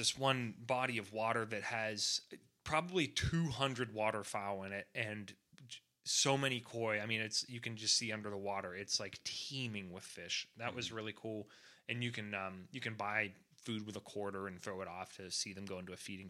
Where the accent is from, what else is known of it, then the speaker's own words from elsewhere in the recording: Atlanta, Georgia, United States; but we're being from Atlanta. That's like the best aquarium in the world